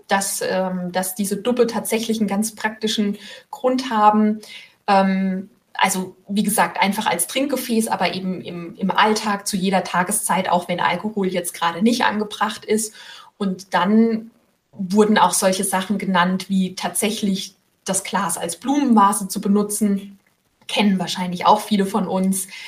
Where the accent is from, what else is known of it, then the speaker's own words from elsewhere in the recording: Rhineland-Palatinate, Germany; moved away as an adult; now in Rheinhessen, Germany; jetzt bin ich selbst Pfälzerin